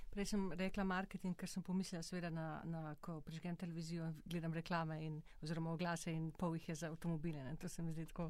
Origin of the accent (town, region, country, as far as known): Slovenia